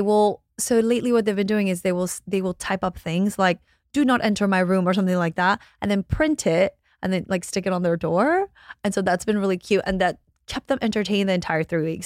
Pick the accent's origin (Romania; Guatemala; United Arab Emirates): Guatemala; moved away; I'm from Guatemala.